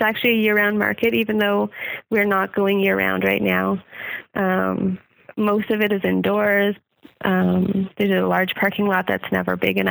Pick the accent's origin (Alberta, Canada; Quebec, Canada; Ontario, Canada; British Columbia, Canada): Ontario, Canada; moved away as an adult; also born or lived in Manitoba; now in Nova Scotia, Canada; We both grew up in Ontario. I grew up both in Manitoba and Ontario